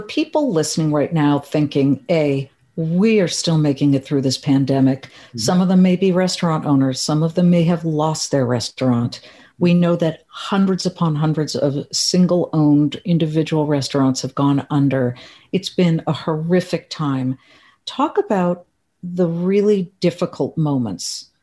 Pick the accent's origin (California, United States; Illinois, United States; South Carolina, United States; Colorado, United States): California, United States; Beverly Hills; Beverly Hills, my hometown